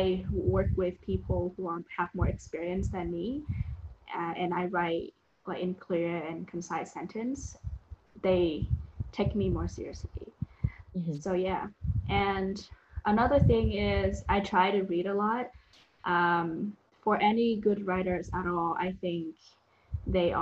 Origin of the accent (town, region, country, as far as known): Vietnam; English is a second language; moved away as an adult